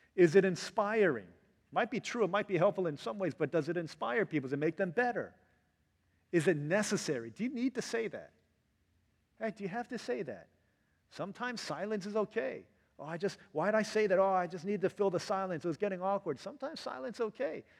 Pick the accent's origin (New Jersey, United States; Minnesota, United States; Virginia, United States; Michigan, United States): Virginia, United States; growing up in Virginia